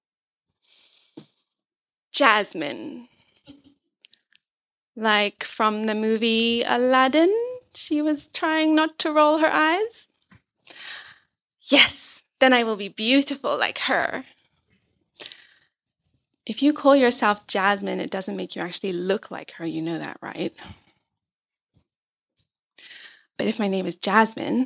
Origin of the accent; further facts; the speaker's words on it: Zambia; I was brought up in Zambia